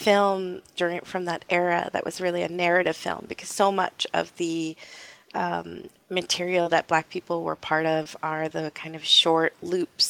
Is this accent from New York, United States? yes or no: yes; New York City, New York, United States; I grew up in New York City in the Lower East Side